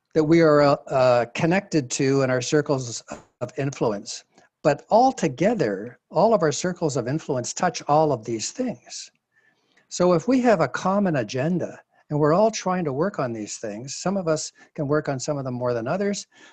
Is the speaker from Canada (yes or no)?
yes; Canada; as a Canadian